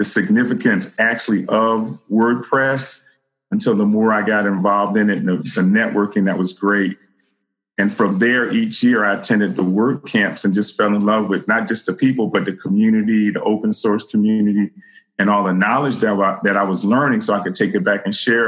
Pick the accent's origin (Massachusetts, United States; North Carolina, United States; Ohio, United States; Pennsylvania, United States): Pennsylvania, United States; Philadelphia; I'm born and raised in Philadelphia.